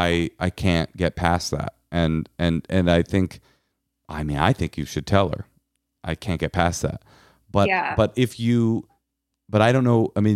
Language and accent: English; California, United States; I'm from California. It's just, it's never come up.